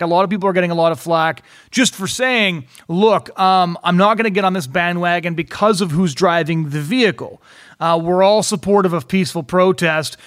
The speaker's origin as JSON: {"language": "English", "country": "United States", "tie": "born or raised there", "said": "I was born in the United States."}